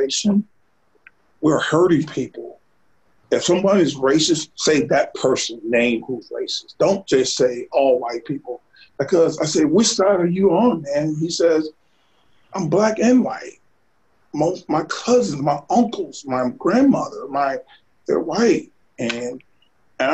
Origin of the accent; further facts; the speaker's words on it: Sardis, United States; I'm from Sardis